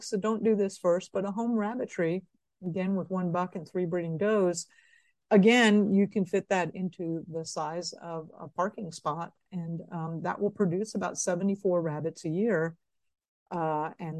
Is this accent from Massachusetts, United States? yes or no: no; Florida, United States; moved away; also born or lived in Hong Kong / Austin, Texas; I grew up in Florida.